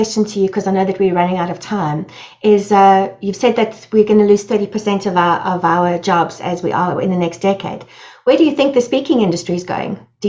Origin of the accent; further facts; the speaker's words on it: Johannesburg, Gauteng, South Africa; Johannesburg, which is my hometown